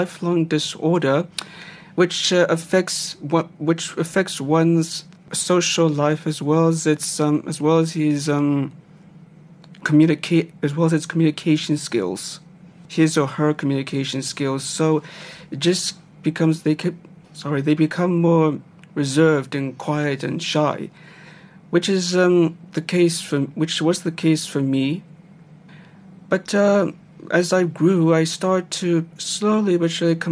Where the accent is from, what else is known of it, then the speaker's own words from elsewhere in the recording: Gauteng, South Africa; also born or lived in East Rietfontein; I grew up in the Gauteng province in a small town, which is Western Area